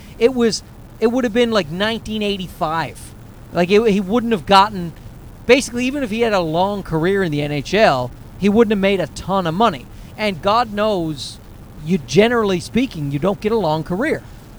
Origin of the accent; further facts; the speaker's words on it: East Coast, United States; we are from the East Coast